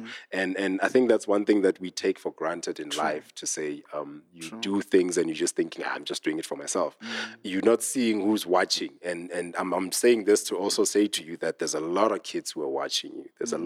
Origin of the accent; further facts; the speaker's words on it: Smithfield, Free State, South Africa; now in Johannesburg, South Africa; I come from a very small town called Smithfield